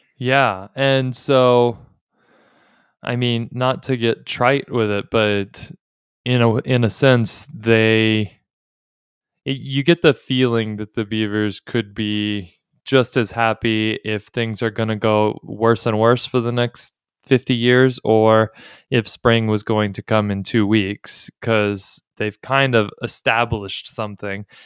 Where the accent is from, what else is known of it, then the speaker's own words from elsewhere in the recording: Texas, United States; I'm a Texan